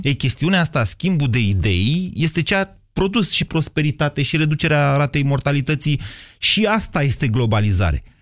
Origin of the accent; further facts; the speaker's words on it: Romania; ca român de aici din România